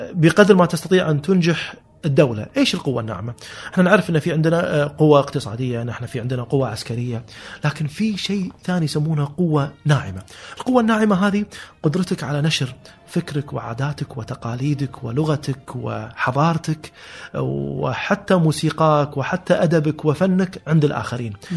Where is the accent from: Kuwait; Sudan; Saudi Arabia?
Kuwait; Kuwait City; هذه كانت مراتع جدي واجدادي كلهم من 300 سنه كانت كانوا ساكنين ببيوت طينيه موجوده بهالمنطقه